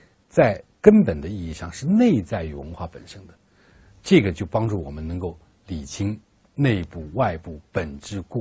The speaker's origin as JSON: {"language": "Chinese", "country": "China", "said": "比如说中国人，我们是中国人，我们要成为什么样的中国人？"}